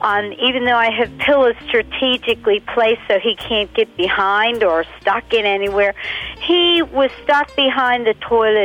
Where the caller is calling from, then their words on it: Pittsburgh, Pennsylvania, United States; I'm calling from Pittsburgh, Pennsylvania.